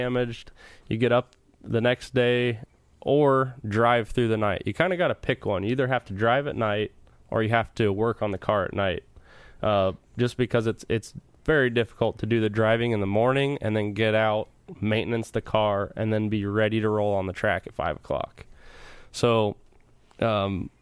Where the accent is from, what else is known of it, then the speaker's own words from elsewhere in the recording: Brownstown, Indiana, United States; growing up around Brownstown